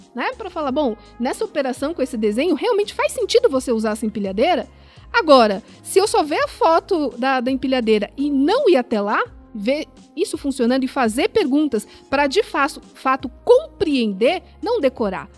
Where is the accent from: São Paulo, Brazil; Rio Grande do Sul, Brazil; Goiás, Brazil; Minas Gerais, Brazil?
São Paulo, Brazil; nasci em São Paulo